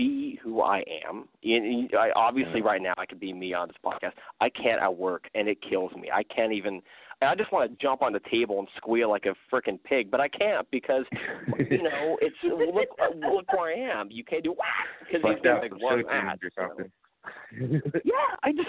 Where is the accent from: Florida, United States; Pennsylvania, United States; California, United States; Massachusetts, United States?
California, United States; Monterey; I'm from Monterey, California. I was born here, and I've been living in Monterey my whole life